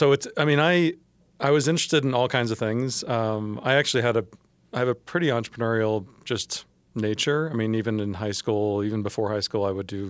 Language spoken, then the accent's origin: English; Atlanta, Georgia, United States; also born or lived in Tokyo, Japan / Germany; So I moved around a lot, actually. So I was born in Atlanta. I lived in Tokyo for 3 years. I lived in Germany for 3 years. And then, interestingly, always back to the same house in Atlanta.